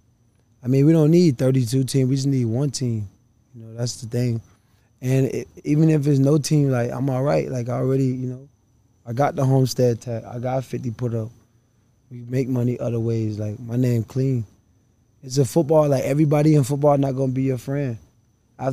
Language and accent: English; Miami, Florida, United States; I grew up right here in Liberty City